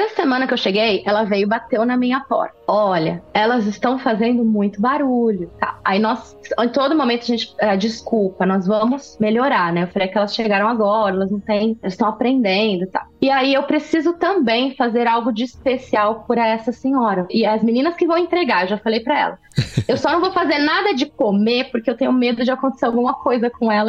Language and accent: Portuguese; Brazil; moved away as an adult; now in Sweden; porque sabe que eu vim do Brasil, que é um país quente e que as pessoas são diferentes, são mais calorosas.